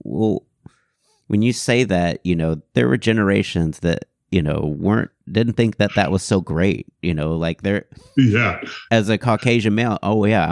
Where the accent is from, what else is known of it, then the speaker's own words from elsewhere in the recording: Houston, Texas, United States; I grew up in Houston and the suburbs